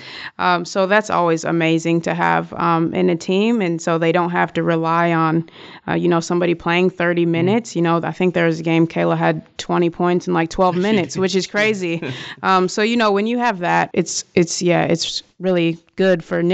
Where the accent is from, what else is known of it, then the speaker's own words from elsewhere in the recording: Wisconsin, United States; moved away as an adult; my home state of Wisconsin